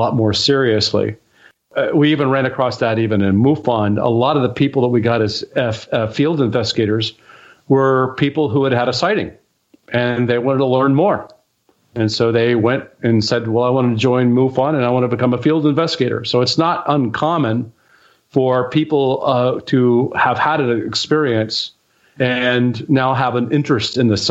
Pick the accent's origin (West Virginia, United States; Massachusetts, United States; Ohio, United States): Ohio, United States; Dayton; growing up in Dayton, I learned that it was just up the road, that Project Blue Book was just up the road at Wright Pat